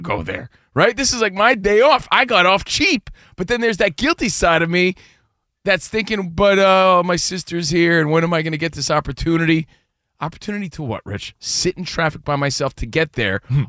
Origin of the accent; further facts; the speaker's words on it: United States; also born or lived in New Jersey / New York; now in Los Angeles, United States; we're from New Jersey and New York. We're from the East Coast, but we live out here